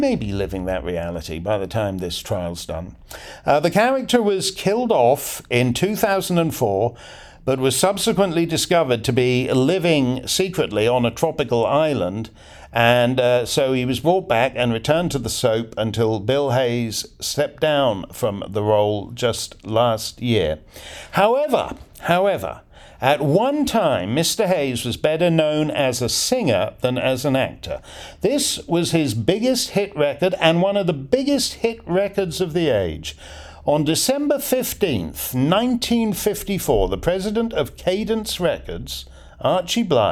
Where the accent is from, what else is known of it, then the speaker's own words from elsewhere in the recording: Canada; I'm Canadian